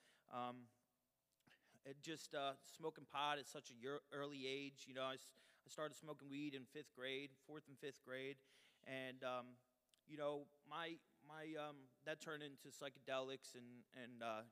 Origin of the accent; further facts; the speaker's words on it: Trenton, New Jersey, United States; also born or lived in Colorado Springs, Colorado; I grew up in Trenton, New Jersey.